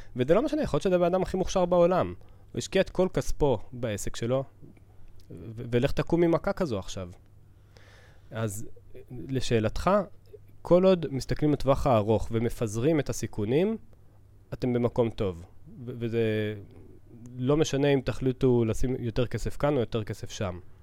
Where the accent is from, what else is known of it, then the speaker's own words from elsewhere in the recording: Southern District, Israel; אני אישית גדלתי בפריפריה, אה, אבל אה, אני מהדרום